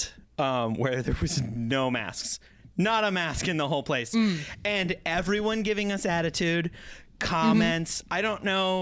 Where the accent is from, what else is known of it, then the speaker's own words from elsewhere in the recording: Whitefish, Montana, United States; now in Portland, United States; I just don't feel like I can move back to my hometown